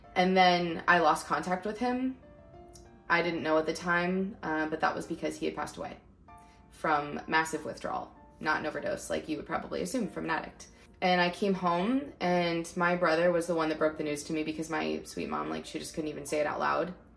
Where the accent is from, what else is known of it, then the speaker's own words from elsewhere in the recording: Northern California, United States; also born or lived in Lancaster, California; we moved up to Northern California when I was five because there was just more jobs up here for him